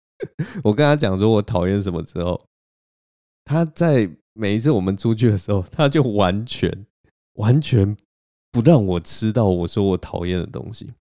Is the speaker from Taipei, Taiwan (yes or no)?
yes; Taipei, Taiwan; 我也是台北人